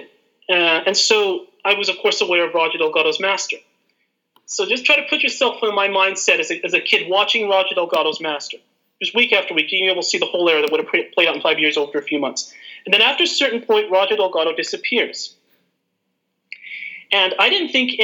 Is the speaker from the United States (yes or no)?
yes; Los Angeles, California, United States; the PBS station was KCT, I'm from East